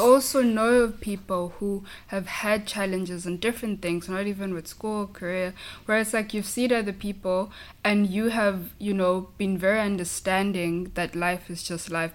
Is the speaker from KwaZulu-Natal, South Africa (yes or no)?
yes; KwaZulu-Natal, South Africa; first language Zulu; English is a second language; moved away as an adult; now in San Francisco, United States; I come from a small town in South Africa um, in a province called KwaZulu Natal